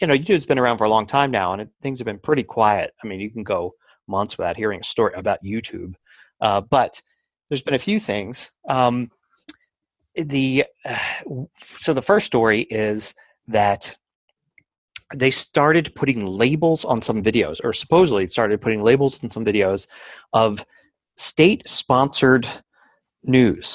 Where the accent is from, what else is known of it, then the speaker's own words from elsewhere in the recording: Philadelphia, Pennsylvania, United States; moved away; I'm from Philadelphia